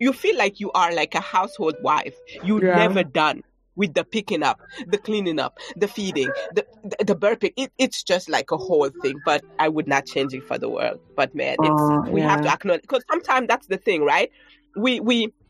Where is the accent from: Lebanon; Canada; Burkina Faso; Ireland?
Burkina Faso; moved away as an adult; also born or lived in France / New York, United States; now in United States; Growing up in Burkina Faso.